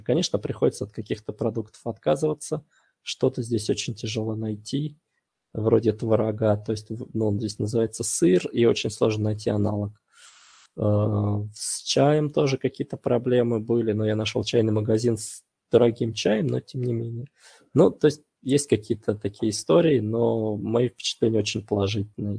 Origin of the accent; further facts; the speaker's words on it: Russia; moved away as an adult; also born or lived in Voronezh / Saint Petersburg; я из России